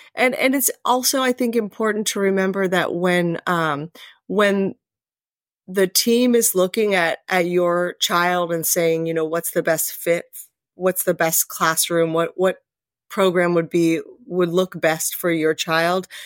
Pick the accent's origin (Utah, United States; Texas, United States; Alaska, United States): Alaska, United States; Anchorage; moved away as an adult; also born or lived in Las Vegas, Nevada; now in Camas, United States; I grew up in Anchorage, Alaska.